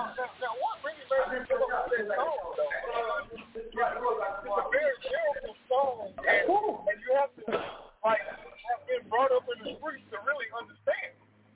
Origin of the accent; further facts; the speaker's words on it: Dallas, Texas, United States; moved away as an adult; also born or lived in Midwest; I am from Texas, Dallas